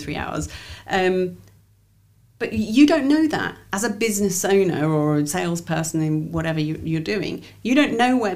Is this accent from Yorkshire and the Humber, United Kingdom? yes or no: yes; Leeds, Yorkshire and the Humber, United Kingdom; moved away; I grew up in Leeds